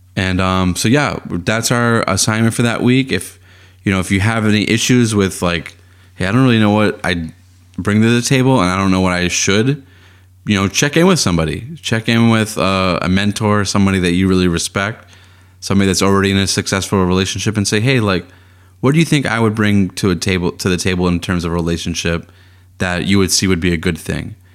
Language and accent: English; Boston, Massachusetts, United States; I grew up in Boston, in Boston, and then during my time at the Boston Public Schools